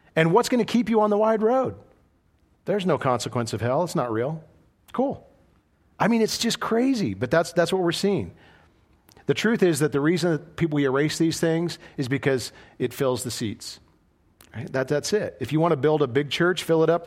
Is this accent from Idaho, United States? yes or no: yes; Idaho, United States; moved away as an adult; I was a boy from Idaho